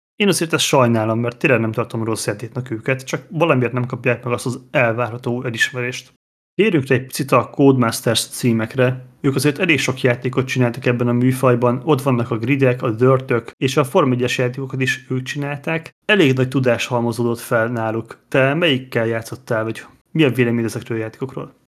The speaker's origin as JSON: {"language": "Hungarian", "country": "Hungary"}